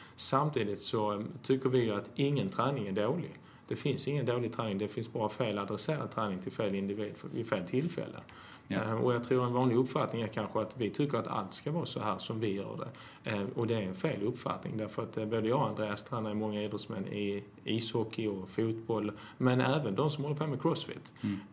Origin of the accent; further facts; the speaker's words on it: Skåne, Sweden; also born or lived in Jämtland; Jag är uppväxt eh, till mesta delen i Skåne men jag har faktiskt bott i Jämtland, tro det eller ej